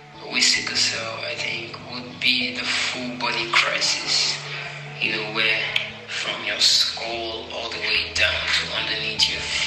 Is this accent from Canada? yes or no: no; Nigeria; also born or lived in Abuja; I'm Nigerian. I'm from Nigeria, so I'm Nigerian. I'm based in Abuja